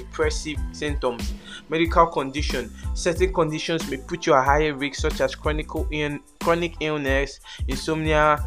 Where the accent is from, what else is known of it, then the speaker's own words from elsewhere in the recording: Nigeria; As an African child or as a Nigerian child, which I am. I'm Nigerian. I'm proud Nigerian.